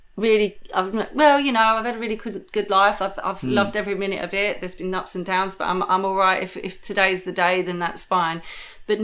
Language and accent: English; Chatham, South East England, United Kingdom; accent: Chatham; moved away; also born or lived in London; I come from Chatham. I come from a really rough part of Kent. And when I was in Kent and growing up in my teenage years, I was a chav